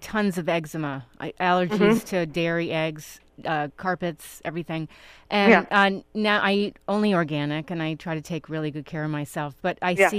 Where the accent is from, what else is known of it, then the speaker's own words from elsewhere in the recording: New York City, New York, United States; I grew up in Manhattan